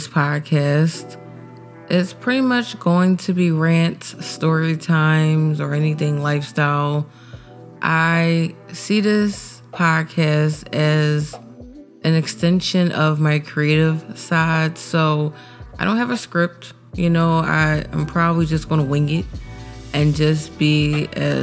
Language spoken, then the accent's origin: English; Philadelphia, Pennsylvania, United States; I'm a blogger and I'm from Philly